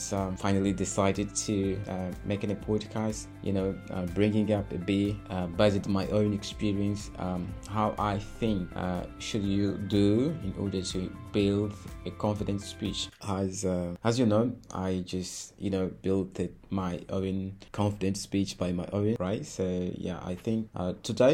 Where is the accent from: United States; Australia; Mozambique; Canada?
Mozambique; first language Portuguese; English is a second language; I was studying English in Mozambique, and here we do speak Portuguese as our mother tongue, our national language. Actually, by the way, Portuguese is my mother tongue.